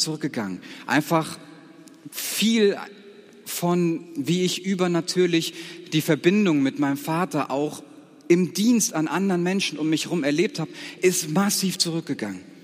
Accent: Siegerland, North Rhine-Westphalia, Germany; moved away as an adult; ich komme aus einem Gebiet Siegerland, das war ein ganz anderes geistliches Klima

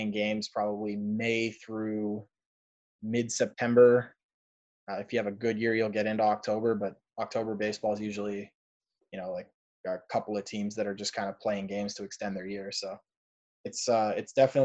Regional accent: Toronto, Ontario, Canada; moved away as an adult; now in United States; I'm from Toronto. I'm Canadian.

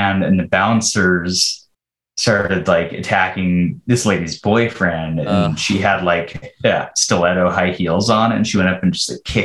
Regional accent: Utah, United States; we're all from Utah

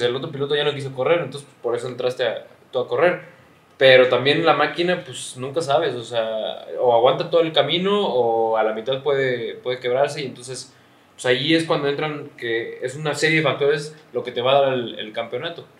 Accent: Mexico; le digo, no, pues de México

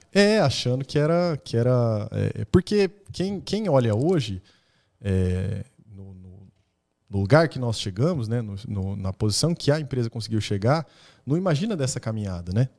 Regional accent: Maringá, Paraná, Brazil; nasci em Maringá. A gente, nossa família é, é a gente morava na Zona 5.

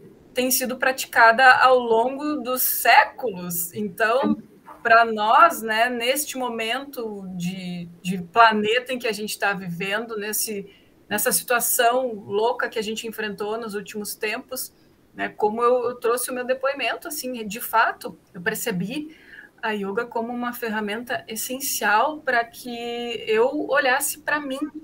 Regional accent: Novo Hamburgo, Rio Grande do Sul, Brazil; eu morei a vida toda em Novo Hamburgo

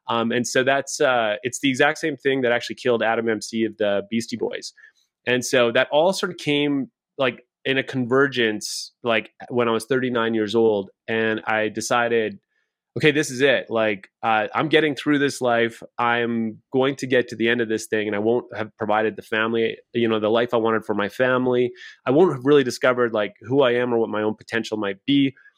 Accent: Saskatchewan, Canada; now in Calgary, Canada; I live in Calgary, Alberta, Canada. I came from Saskatchewan. This is as far as I've made it, just one province over.

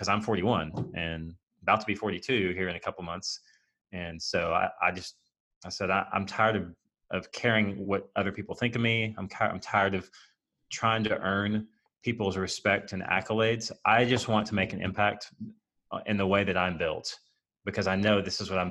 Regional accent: United States; we're American

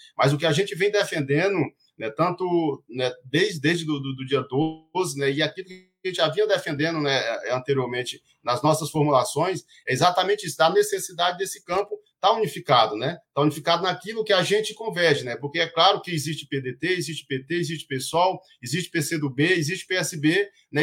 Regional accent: Maranhão, Brazil; moved away as an adult; also born or lived in Brasília; eu cheguei no Maranhão de volta em dois mil e quinze, né, que eu sou maranhense

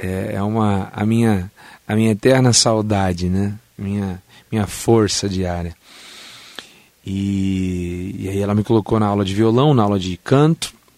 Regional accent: São Paulo, Brazil; now in Mogi das Cruzes, Brazil; E eu nasci em São Paulo

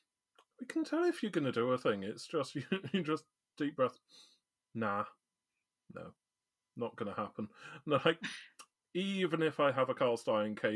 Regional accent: United Kingdom

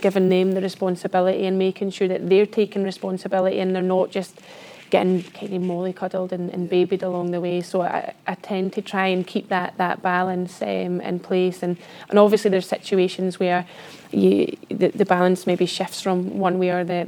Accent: the Borders, Scotland, United Kingdom; I come from the Borders, a small village in the Borders, and I was the only girl that played football down there

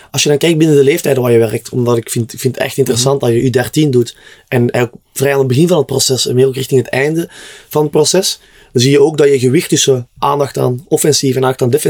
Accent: Netherlands; ik, als Nederlander, ja.

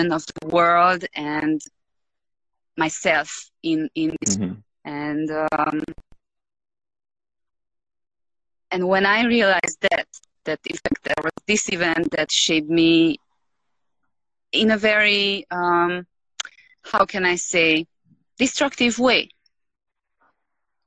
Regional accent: Romania; moved away as an adult; now in Peru; I'm Hungarian, but I was born in Romania, yep. So I lived all my life in Romania before moving to Peru.

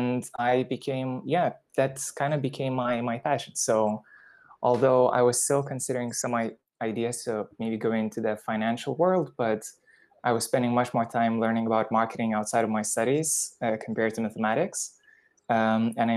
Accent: Lithuania; moved away as an adult; also born or lived in United Kingdom / India; I am originally from Lithuania and I went to study to the UK mathematics and economics

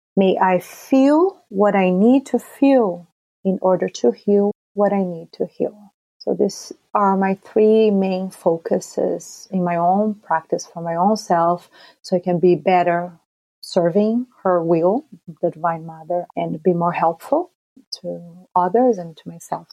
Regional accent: Brazil; growing up in Brazil

